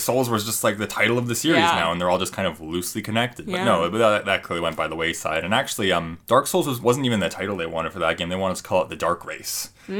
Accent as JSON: {"language": "English", "country": "Canada", "said": "Maybe we can tell we're Canadian."}